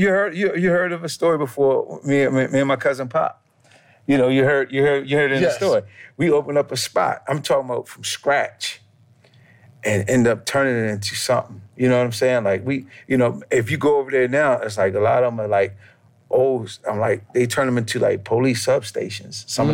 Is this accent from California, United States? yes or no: no; New York, United States; Like, you know, growing up in New York when I was young, I just thought that was it.